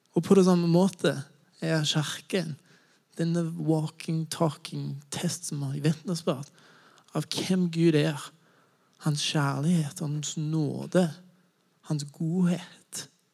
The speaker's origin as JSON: {"language": "Norwegian", "country": "United States", "second_language": "Norwegian", "moved": "as an adult", "lives_now": "Norway", "said": "Jeg kommer fra USA"}